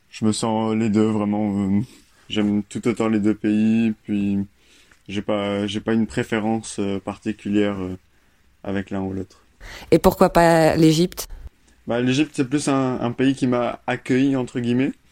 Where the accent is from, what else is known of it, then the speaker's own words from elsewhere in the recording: Royan, Nouvelle-Aquitaine, France; born there; Moi, je suis né en France, à Royan, donc euh, près de Bordeaux, La Rochelle.